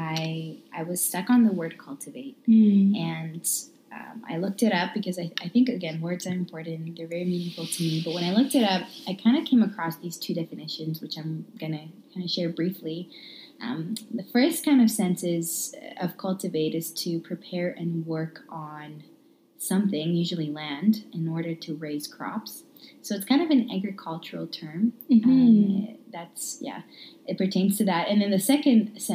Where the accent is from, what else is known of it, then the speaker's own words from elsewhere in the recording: Romania; now in Calgary, Canada; born and raised in Romania